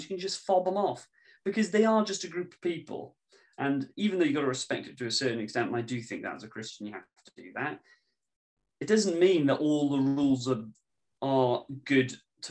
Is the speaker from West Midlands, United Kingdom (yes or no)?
no; Wales, United Kingdom; I see myself as British more than Welsh